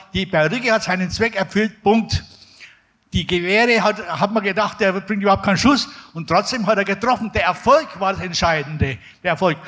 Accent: Erlangen, Bavaria, Germany; also born or lived in Nuremberg; ich komme aus Erlangen

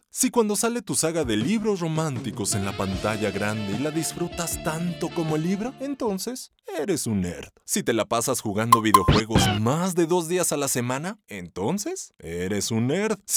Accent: Mexico City, Mexico; born or raised there

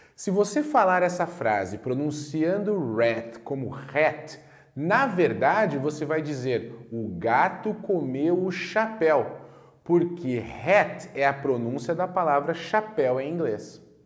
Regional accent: Brazil; nós brasileiros

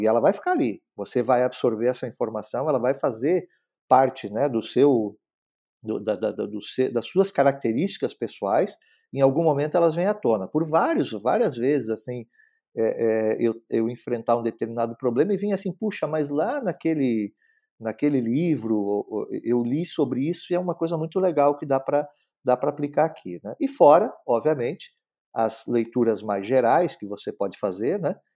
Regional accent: Blumenau, Santa Catarina, Brazil; como a gente morava numa cidade do interior, nem sempre tinha acesso a, a, a boas livrarias, apesar de na cidade onde eu nasci, que é Blumenau

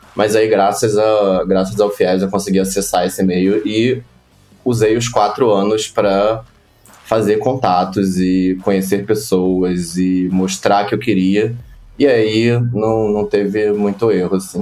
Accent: Rio de Janeiro, Brazil; moved away as an adult; now in São Paulo, Brazil; Sou do Rio de Janeiro, da Zona Oeste do Rio de Janeiro. É, já tô em São Paulo já há um tempinho.

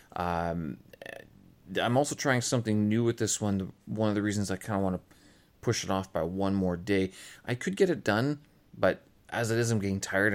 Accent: Canada; moved away; I am Canadian

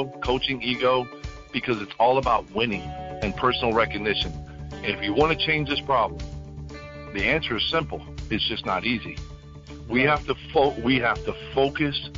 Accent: Memphis, Tennessee, United States; moved away as an adult; also born or lived in Tampa, Florida; I was born in Tampa, Florida, grew up in Memphis, but then went back to Tampa

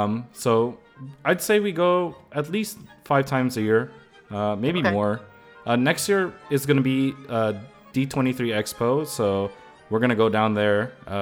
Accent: San Francisco Bay Area, California, United States; I grew up here in the Bay Area, like the San Francisco Bay Area in general. That's like the area I'm at. I'm still based there. Live and work.

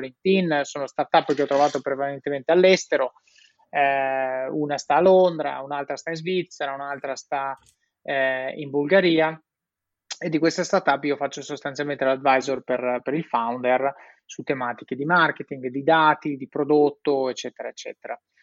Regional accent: Italy; moved away as an adult; also born or lived in Switzerland / England / Netherlands / Rome; sono in Italia, paese meraviglioso, vivo a Roma

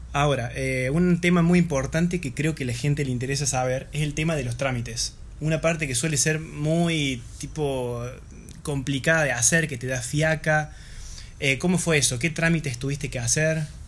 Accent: Argentina; siendo nosotros argentinos

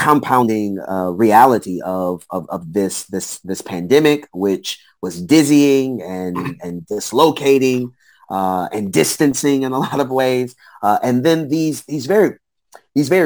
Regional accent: Galveston, Texas, United States; moved away as an adult; also born or lived in Houston, Texas; now in Pleasantville, United States; I grew up in Galveston, Texas, to a single mother with a young sister

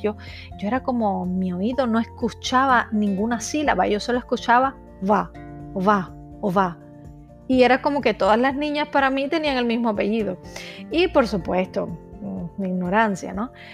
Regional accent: Cuba; moved away as an adult; now in Czech Republic

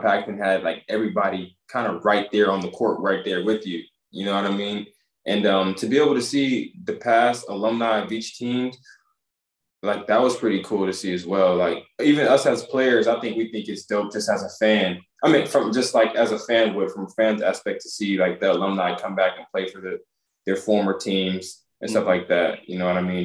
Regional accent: Harker Heights, Texas, United States; also born or lived in Denver / Huntsville, Texas; I grew up in Harker Heights, Texas

